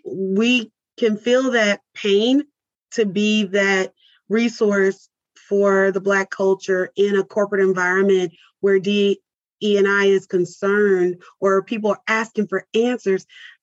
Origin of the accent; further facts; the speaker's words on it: Mesquite, Texas, United States; also born or lived in California / Louisiana; We are from Africa and you trace that story back. But even to be raised in a suburb of Dallas, I was not engulfed into the Dallas culture or the Black Dallas culture